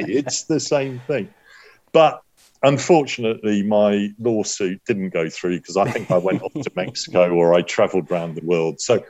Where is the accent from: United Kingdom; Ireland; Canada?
United Kingdom; accent: British; also born or lived in Los Angeles, United States; my British accent